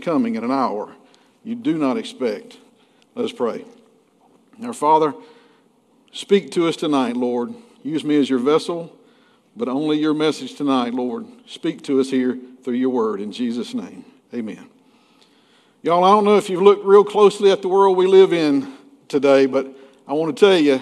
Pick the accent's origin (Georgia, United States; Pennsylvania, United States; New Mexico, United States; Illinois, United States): Georgia, United States; McRae; When I was growing up in McCray, Georgia, back in the 70s and 80s